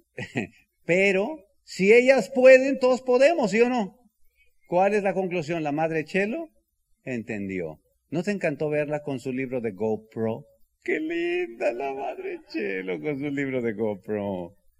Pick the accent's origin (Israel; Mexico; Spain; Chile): Mexico; Bajío; soy del Bajío